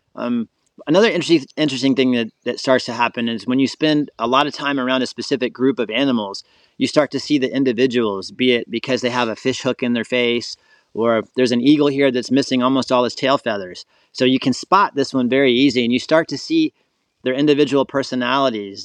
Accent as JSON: {"language": "English", "region": "Florida", "country": "United States", "tie": "born or raised there", "also_born_or_lived": "Colorado", "said": "So I'm born and raised in Florida"}